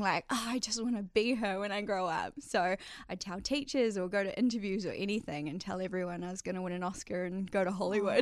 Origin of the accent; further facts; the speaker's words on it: Whangamata, Waikato, New Zealand; moved away as an adult; I actually grew up in a little coastal town on the Coromandel called Whangamata.